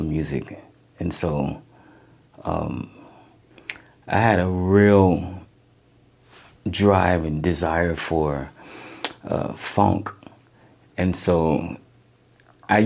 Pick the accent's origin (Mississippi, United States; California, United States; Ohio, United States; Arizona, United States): Arizona, United States; Phoenix; me being born and raised in Phoenix